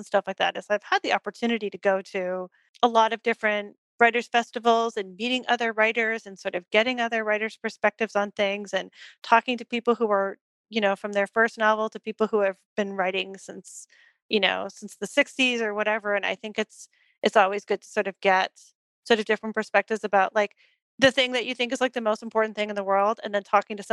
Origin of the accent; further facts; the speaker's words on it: Toronto, Ontario, Canada; moved away as an adult; now in East Bay, United States; grew up in Toronto, so I grew up going to, like, you know, I got to see art that my friends were making